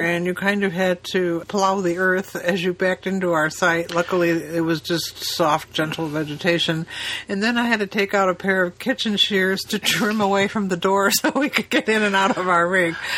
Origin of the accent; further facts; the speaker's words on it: Chicago, Illinois, United States; We're from Chicago.